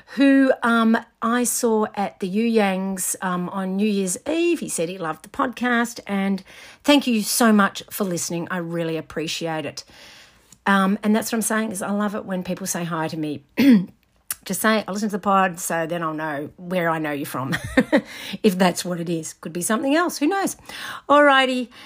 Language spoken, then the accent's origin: English; Scotland, United Kingdom; now in Australia; I'm Scottish.